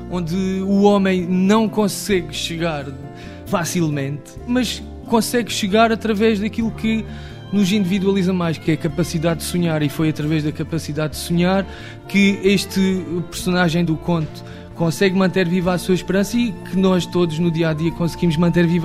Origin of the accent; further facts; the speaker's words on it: Monchique, Algarve, Portugal; Não, a minha terra é mesmo muito boa. Eu e Monchique somos feitos da mesma terra.